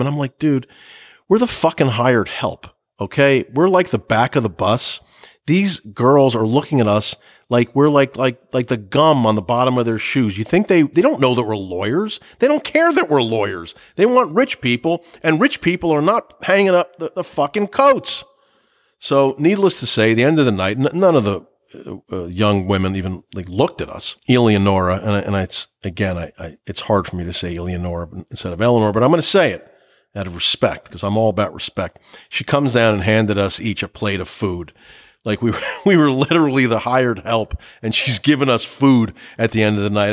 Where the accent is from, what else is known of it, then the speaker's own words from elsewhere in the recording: New Jersey, United States; I'm from New Jersey. I grew up eating on paper plates